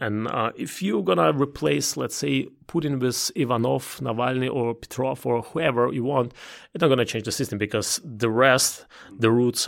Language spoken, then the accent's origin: English; Belarus; English is a second language; also born or lived in Ukraine / Russia / Germany; now in United States; It's one is Eastern Europe, because I was born there. Mm-hmm. I was born in Belarus. I was growing up in Ukraine, in Belarus, in Russia at the same time. So I'm at home there.